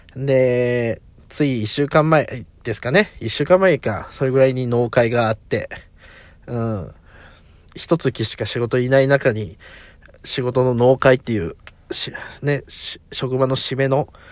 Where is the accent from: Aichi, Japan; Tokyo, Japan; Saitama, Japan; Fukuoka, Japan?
Aichi, Japan; now in Kanagawa, Japan; もともと自分は地元が愛知で